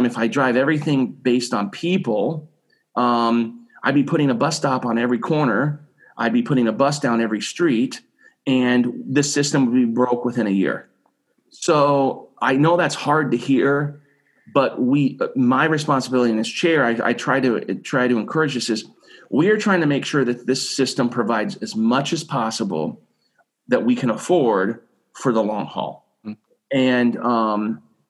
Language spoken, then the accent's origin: English; Arrowsmith, Illinois, United States; born and raised in McLean County, right? So out in Arrowsmith, Illinois, went to college and stayed here